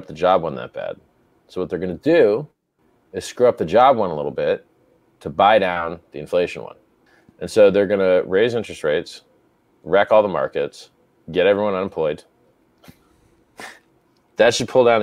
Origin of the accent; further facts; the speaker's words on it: United States; moved away; as an American living outside America